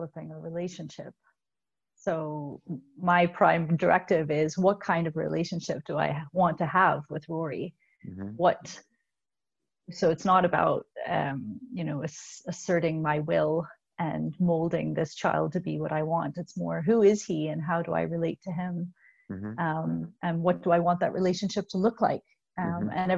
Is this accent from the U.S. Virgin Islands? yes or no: no; Canada; also born or lived in Belfast, Northern Ireland; we immigrated to Canada from Belfast when I was 4, and we left my entire extended family.